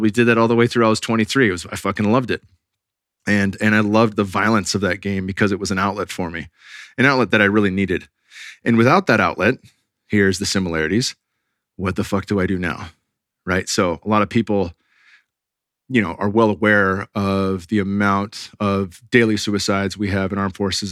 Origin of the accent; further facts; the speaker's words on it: Bay Area, California, United States; I grew up in the Bay Area